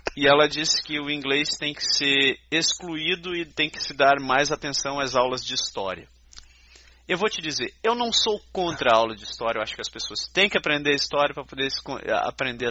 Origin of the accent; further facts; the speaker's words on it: Brazil; now in Canada; A gente, brasileiro, não falar inglês